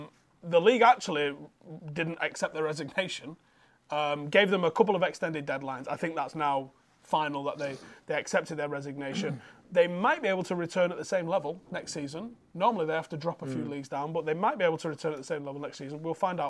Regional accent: Droylsden, North West England, United Kingdom; So obviously, I'm from Drawsden.

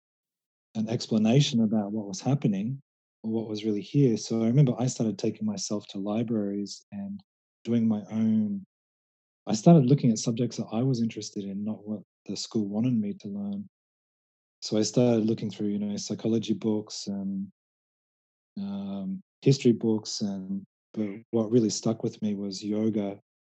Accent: Australia; moved away as an adult; now in Thailand; when I was growing up in Australia, I was about 16, 17

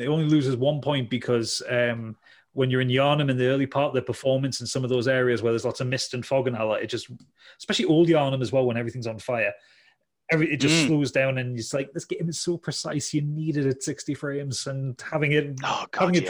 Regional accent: Newcastle upon Tyne, North East England, United Kingdom; accent: Geordie; I'm a Geordie

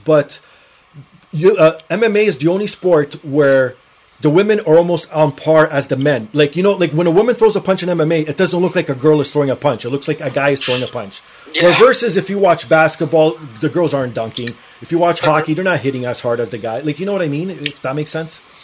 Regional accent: Portugal; now in Toronto, Canada; I'm Portuguese, so I'm from Portugal

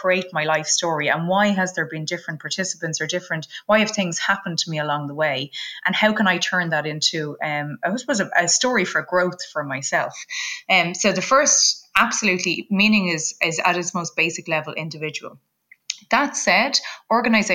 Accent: Ireland; we're both Irish

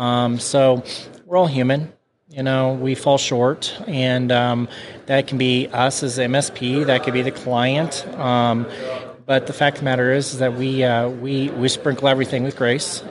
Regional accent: Kansas City, United States; we're from Kansas City

